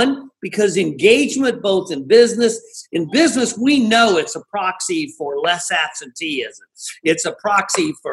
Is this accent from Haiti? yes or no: no; Ireland; I'm Irish